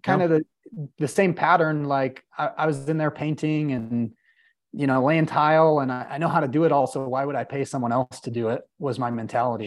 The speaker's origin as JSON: {"language": "English", "town": "Salt Lake City", "region": "Utah", "country": "United States", "tie": "born or raised there", "said": "I born and raised in Salt Lake City, Utah"}